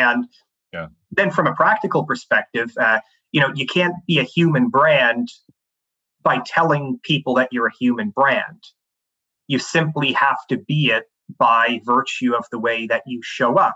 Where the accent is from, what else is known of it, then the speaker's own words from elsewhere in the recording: Canada; moved away as an adult; also born or lived in Canada's Arctic / Sierra Leone / Switzerland; I grew up in Canada